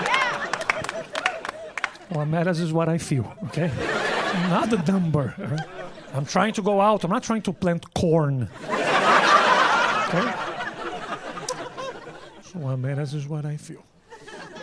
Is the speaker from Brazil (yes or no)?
yes; Brazil; English is a second language; now in New York, United States; I am from Brazil. I am Brazilian.